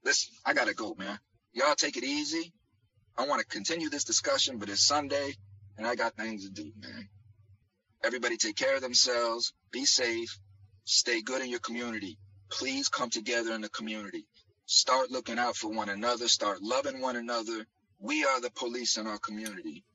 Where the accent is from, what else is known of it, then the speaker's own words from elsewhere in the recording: United States; us American citizens